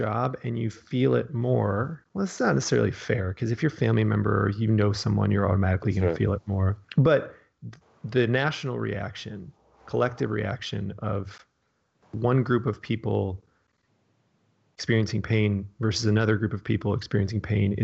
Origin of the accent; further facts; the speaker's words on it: Detroit, Michigan, United States; I grew up in Detroit